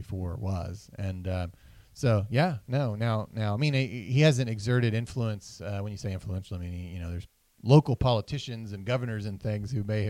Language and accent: English; Oklahoma City, Oklahoma, United States; also born or lived in Washington, D.C.; And when I left in 1997 to go to college in D.C. and I told people I was from Oklahoma City, it was just a blank stare